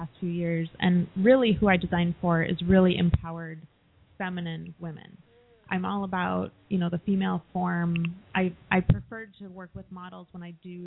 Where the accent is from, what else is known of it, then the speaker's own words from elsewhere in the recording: southern Minnesota, United States; moved away as an adult; also born or lived in North Dakota / Italy / Olympia, Washington; now in Washington, United States; I grew up in a small town in southern Minnesota